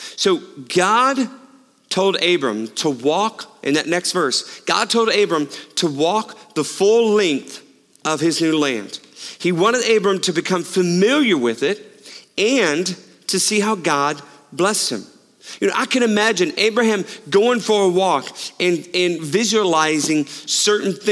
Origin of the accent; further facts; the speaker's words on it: Houston, Texas, United States; I grew up in Houston